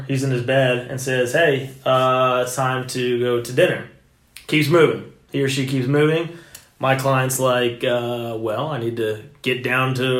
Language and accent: English; Texas, United States; moved away as an adult; also born or lived in Venice, Florida; now in St. Petersburg, United States; I am from Texas. As Texans